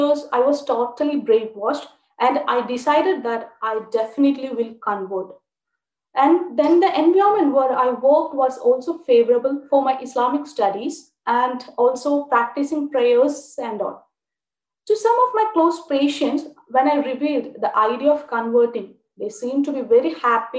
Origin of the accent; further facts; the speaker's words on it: Thrissur, Kerala, India; I'm from Thrissur, Kerala. I too was born into an Orthodox Brahmin family